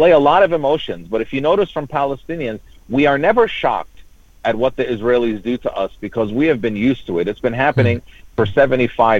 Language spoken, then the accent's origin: English; United States; also born or lived in Jordan; I grew up my whole life in America. I was born in Jordan, but we came here when I was three